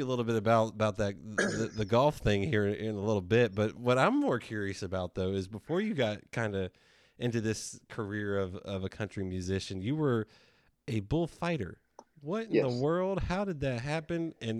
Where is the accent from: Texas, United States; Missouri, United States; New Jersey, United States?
Texas, United States; I mean, I know growing up in Texas, it's a little different than other parts of the country where, you know, the rodeo and things like that.